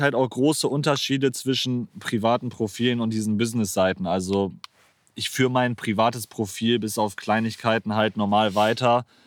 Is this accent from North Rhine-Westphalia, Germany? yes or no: yes; Geldern, North Rhine-Westphalia, Germany; also born or lived in Moers; Also ich bin 22, komme aus Geldern, ähm, gebürtig aus Mörs, für die Leute, die da, für die was sagt. Ähm, ja, lebe seit meinem sechsten Jahr in Geldern